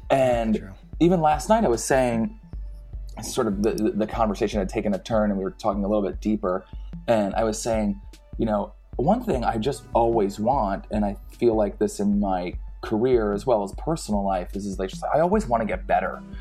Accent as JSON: {"language": "English", "region": "New Jersey", "country": "United States", "tie": "born or raised there", "moved": "yes", "lives_now": "Los Angeles, United States", "said": "I grew up in New Jersey. I live in Los Angeles now"}